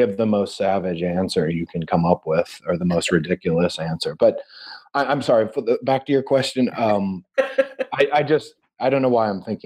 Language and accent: English; Gerald, Missouri, United States; moved away; I grew up in Gerald, Missouri